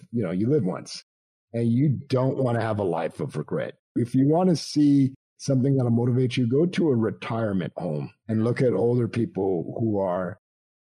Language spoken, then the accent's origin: English; Montreal, Quebec, Canada; also born or lived in Toronto; now in United States; I grew up in Canada, so I grew up in Montreal.